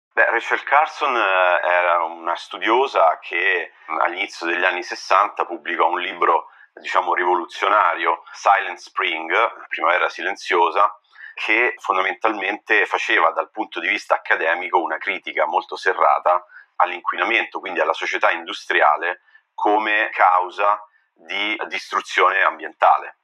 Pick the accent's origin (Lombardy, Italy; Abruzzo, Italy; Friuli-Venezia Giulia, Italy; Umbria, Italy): Umbria, Italy; Orvieto; moved away as an adult; also born or lived in Siena / United States; now in Munich, Germany; Sono partito da Orvieto, che è la mia città eh, di nascita e eh, di origine